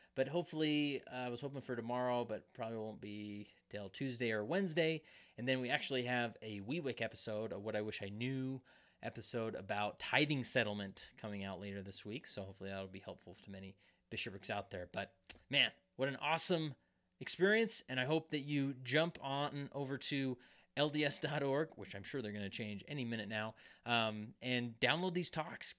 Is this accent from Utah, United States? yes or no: yes; West Valley City, Utah, United States; even though I don't live in West Valley anymore, but it's my, it's my hometown.